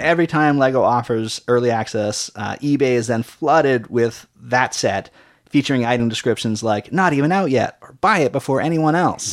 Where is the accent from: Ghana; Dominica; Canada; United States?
Canada; we're Canadian